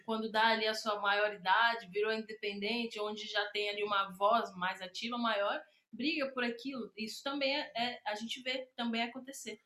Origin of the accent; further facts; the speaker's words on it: Brazil; Eu cresci na Bela Vista